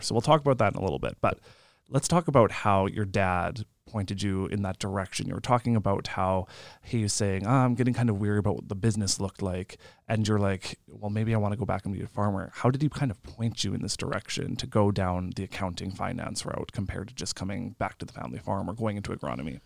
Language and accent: English; Lemberg, Saskatchewan, Canada; I'm from Lemberg, so nineteen people in my graduating class